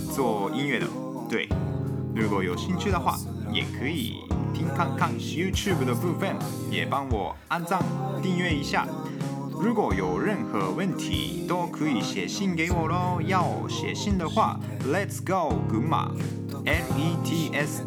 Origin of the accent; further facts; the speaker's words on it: Gunma, Japan; Chinese is a second language; moved away as an adult; now in Taiwan; 我来自日本群马县